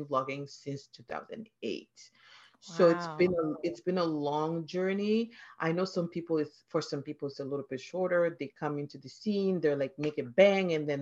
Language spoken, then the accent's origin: English; Mali; English is a second language; moved away as an adult; also born or lived in Philadelphia, United States / Minnesota, United States; now in Canada; I am originally from Mali, which is a West African country.